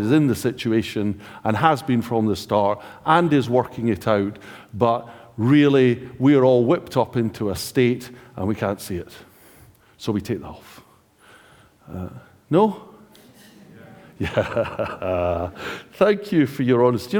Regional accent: United Kingdom; we are British

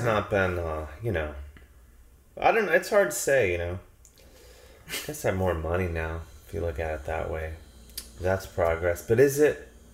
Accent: Cleveland, Ohio, United States; I grew up in Cleveland, Ohio.

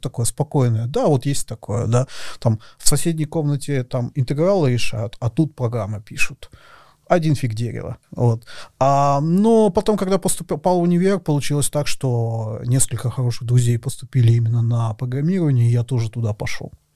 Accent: Russia; moved away as an adult; also born or lived in Moscow; я из России, я переехал в Москву

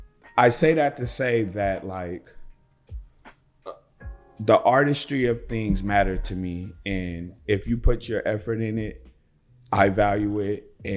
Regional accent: Los Angeles, California, United States; I've been born and raised in United States, California, Los Angeles.

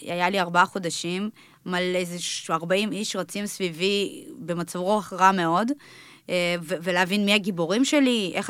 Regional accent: Karmiel, Northern District, Israel; הגענו לישראל לבית השיטה, כאילו, שנינו מאותו הכפר. אנחנו מכרמיאל, אני מכרמיאל

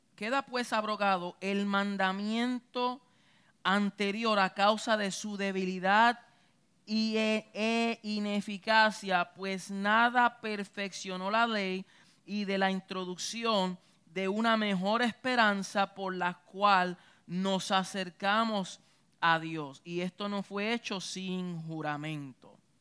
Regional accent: Puerto Rico; Yo soy boricua

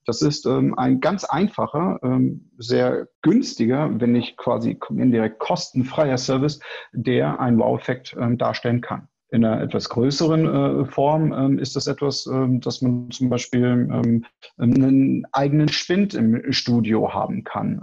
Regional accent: Hanover, Lower Saxony, Germany; also born or lived in Rhine-Neckar Metropolitan Region; now in Sandhausen, Germany; geboren in Hannover, wohnhaft in der schönen Metropolregion Rhein-Neckar

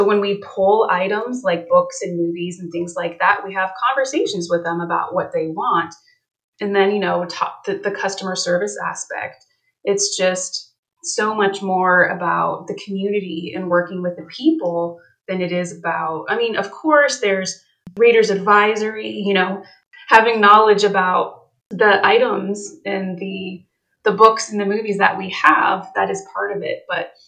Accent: Canton, Ohio, United States; also born or lived in Bluffton / Fort Wayne; now in Westerville, United States; I'm actually originally from Northern Ohio. I was born in Canton, but I have also lived in Bluffton, Ohio.

